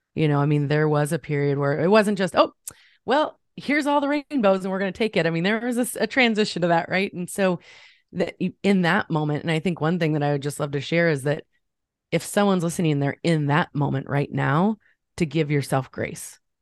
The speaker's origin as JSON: {"language": "English", "town": "Champaign", "region": "Illinois", "country": "United States", "tie": "born or raised there", "said": "I grew up in the Midwest. I'm in Ch-, near Champaign, Illinois. I've been here all of my life"}